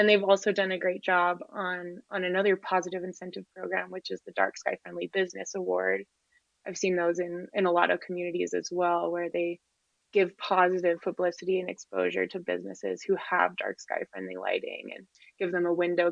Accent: Moab, Utah, United States; I grew up in Moab, which is rural Utah community

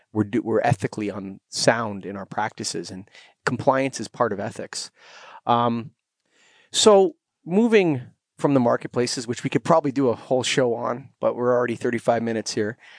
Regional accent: Canada; I'm Canadian

